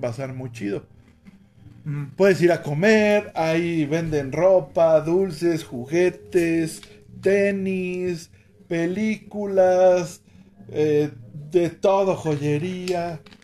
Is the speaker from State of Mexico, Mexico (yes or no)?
yes; Ecatepec, State of Mexico, Mexico; mi pueblito que es San Cristóbal, Ecatepec